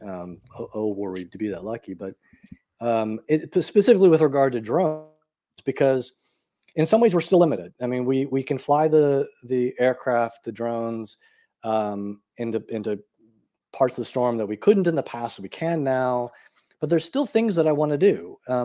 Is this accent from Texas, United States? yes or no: yes; Austin, Texas, United States; Austin, where I'm from, Austin, Texas.